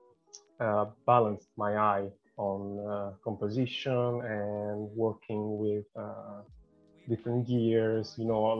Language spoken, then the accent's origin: English; Rome, Lazio, Italy; moved away as an adult; also born or lived in Rotterdam, Netherlands; now in London, United Kingdom; I'm from Italy, from Rome, born and raised in Rome.